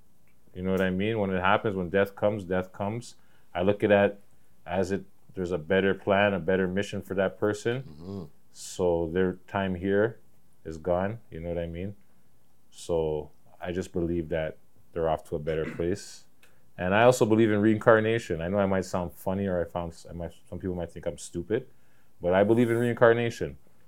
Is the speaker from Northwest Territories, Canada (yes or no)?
no; Toronto, Ontario, Canada; I'm from Toronto, bitch.